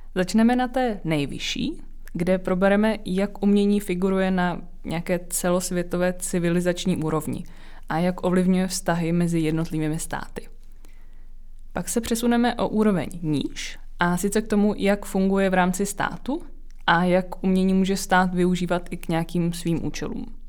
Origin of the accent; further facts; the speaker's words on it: Czechia; my jako Češi se třeba vztahujeme k praotci Čechovi